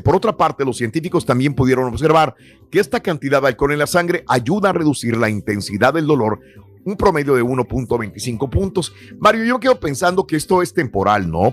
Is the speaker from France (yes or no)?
no; Mexico; moved away; si yo nací en México y fui a la escuela en México, viví en México.